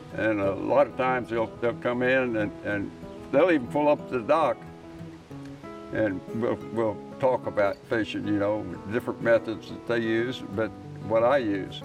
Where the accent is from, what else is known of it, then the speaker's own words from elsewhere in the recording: Kansas City, Kansas, United States; moved away as an adult; now in Lake of the Ozarks, United States; we're from Kansas City, Kansas